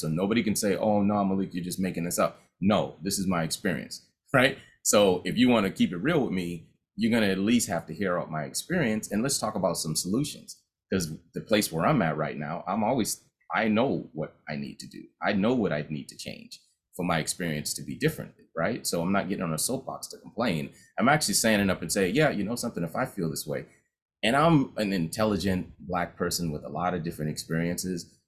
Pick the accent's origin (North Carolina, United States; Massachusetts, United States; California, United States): Massachusetts, United States; Boston; growing up in Common Square